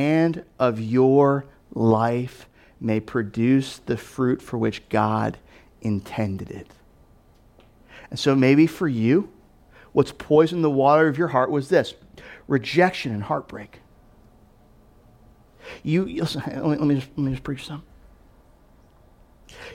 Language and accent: English; Delaware, United States; also born or lived in Louisville, Kentucky; my family, we moved to Delaware when I was 7. We moved here from Louisville, Kentucky